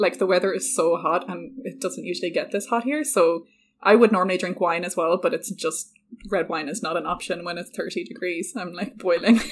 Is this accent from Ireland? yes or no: yes; Ireland; I'm Irish